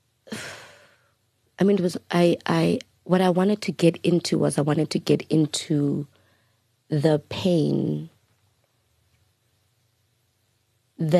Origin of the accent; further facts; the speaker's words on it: South Africa; I'm the black South African